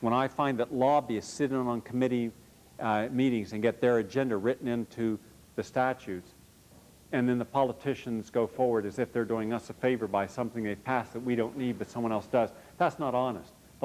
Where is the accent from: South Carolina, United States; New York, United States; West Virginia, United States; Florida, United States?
West Virginia, United States; I grew up in West Virginia